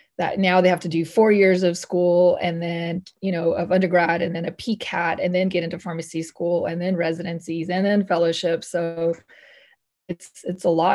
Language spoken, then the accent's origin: English; Northern California, United States; I grew up in Northern California